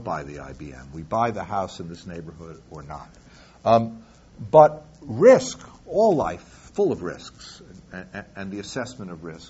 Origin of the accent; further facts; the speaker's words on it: New York, United States; New York, my hometown